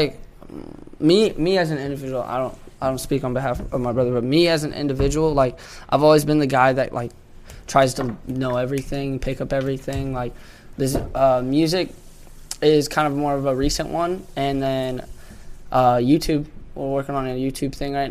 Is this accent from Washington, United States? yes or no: yes; Washington, United States; moved away; I'm from Washington, as you know, and I started dancing in Everett at this place called Vibe